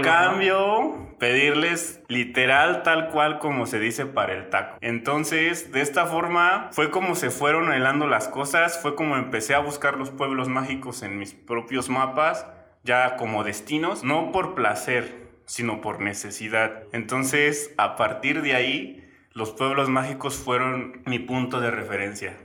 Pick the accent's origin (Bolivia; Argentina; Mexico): Mexico; Guanajuato; Salí de Guanajuato de donde soy originario